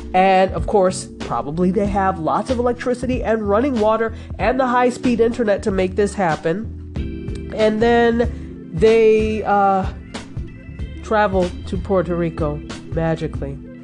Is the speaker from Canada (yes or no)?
no; Nigeria; I'm unapologetically Nigerian